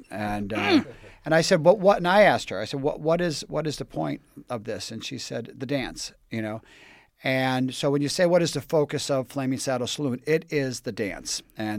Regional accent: Scranton, Pennsylvania, United States; I'm from Scranton, Pennsylvania.

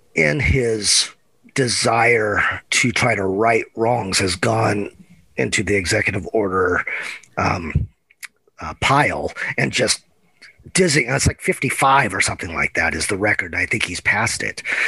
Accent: Eugene, Oregon, United States; I'm a Oregon native, grew up in Eugene

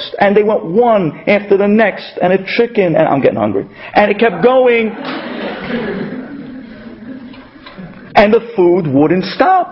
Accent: New York City, New York, United States; accent: Brooklyn; they made fun of me with my Brooklyn accent

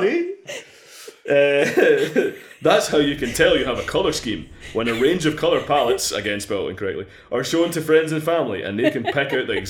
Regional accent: Scotland, United Kingdom; Yeah, like, I'm Scottish, but like, of your clan, it's a whole other fucking mess.

